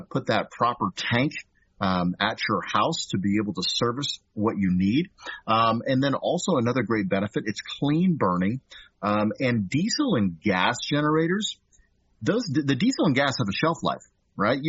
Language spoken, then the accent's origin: English; California, United States; now in Kansas, United States; So I'm from California originally